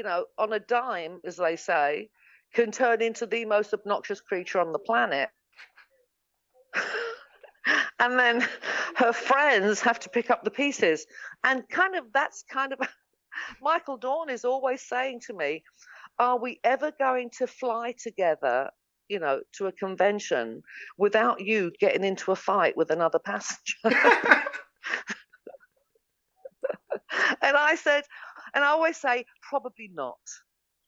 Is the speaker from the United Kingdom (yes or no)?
yes; England, United Kingdom; moved away as an adult; now in Los Angeles, United States; I'm English